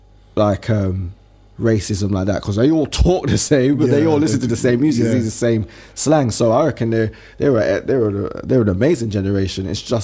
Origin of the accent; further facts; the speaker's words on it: London, United Kingdom; Oh, I'm from Harlesden.